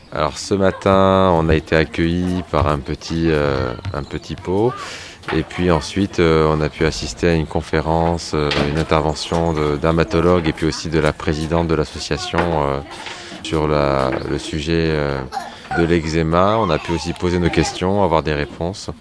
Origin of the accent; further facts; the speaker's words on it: Saint-Nazaire, Pays de la Loire, France; je suis de Saint-Nazaire